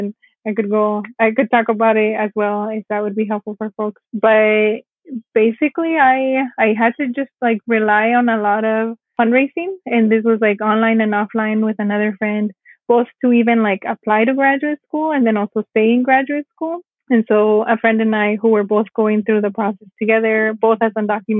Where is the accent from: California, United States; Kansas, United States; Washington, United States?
California, United States; So because I mentioned, I grew up in California.